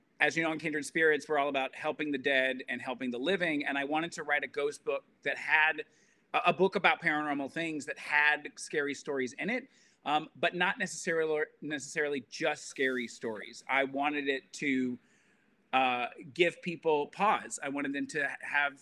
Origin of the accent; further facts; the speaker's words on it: Alabama, United States; I grew up in Alabama, Southern Baptist